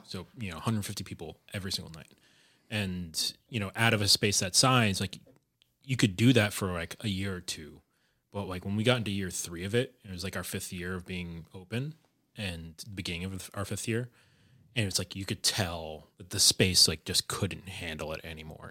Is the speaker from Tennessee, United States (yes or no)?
no; suburban New Jersey, United States; moved away as an adult; also born or lived in New York City; now in Providence, United States; I grew up in New Jersey, in, like, suburban New Jersey